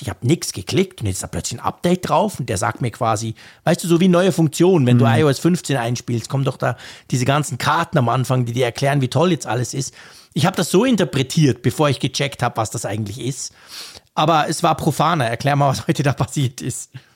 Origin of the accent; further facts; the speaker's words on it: Switzerland; als Schweizer, der die Uhr quasi erfunden hat